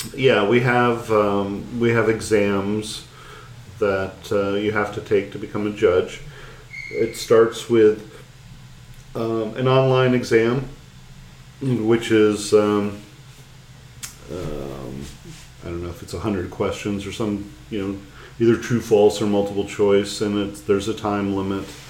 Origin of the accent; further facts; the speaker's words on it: United States; as an American